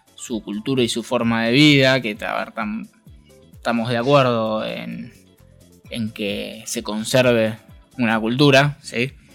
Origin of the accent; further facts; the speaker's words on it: Argentina; somos todos argentinos